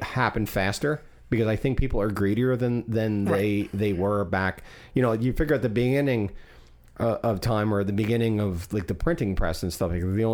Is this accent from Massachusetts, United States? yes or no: no; Port St. Lucie, Florida, United States; I grew up in Port St. Lucie